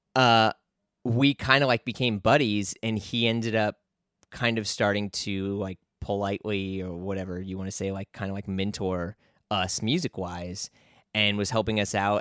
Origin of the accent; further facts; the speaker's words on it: St. Louis, Missouri, United States; moved away; also born or lived in New York City; I grew up around like the Ferguson Florissant area